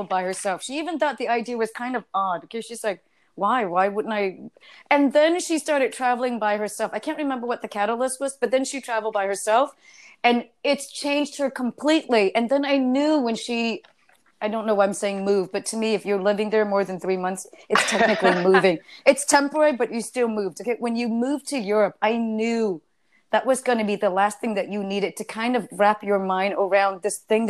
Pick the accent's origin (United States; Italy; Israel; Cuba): United States; also born or lived in Germany; now in New York City, United States; I'm American through and through.